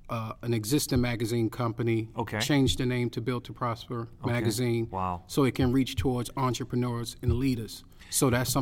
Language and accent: English; New York City, New York, United States; moved away as an adult; now in Orlando, United States; I'm from Brooklyn, New York.